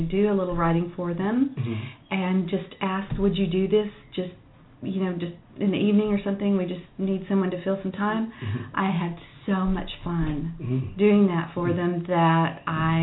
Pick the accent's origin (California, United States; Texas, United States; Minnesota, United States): Texas, United States; Waco; now in Dallas, United States; I grew up in Waco, Texas